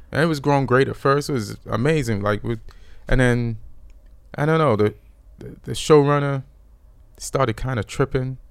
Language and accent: English; Jamaica; born or raised there; moved away; also born or lived in England